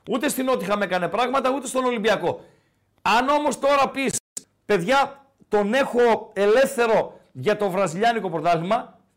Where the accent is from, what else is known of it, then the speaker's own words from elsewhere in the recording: Tripoli, Peloponnese, Greece; moved away as an adult; now in Thessaloniki, Greece; Από πού είσαι, αν επιτρέπετε. Από Τριπολιτσά, όπω λε.